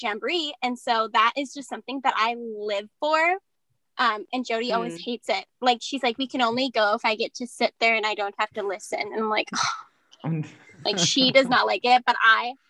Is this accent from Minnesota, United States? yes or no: yes; Minnesota, United States; I'm from Minnesota too